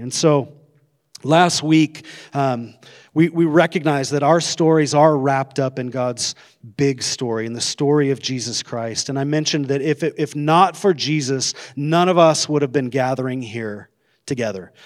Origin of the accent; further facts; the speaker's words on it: Coeur d'Alene, Idaho, United States; I grew up in Coeur d'Alene.